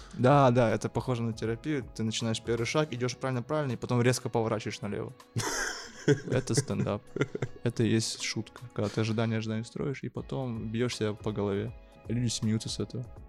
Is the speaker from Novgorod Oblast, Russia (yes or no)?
no; Yakutsk, Sakha Republic, Russia; moved away as an adult; now in Moscow, Russia; я родился в Якутске, живу в Москве полтора года, не по своей воле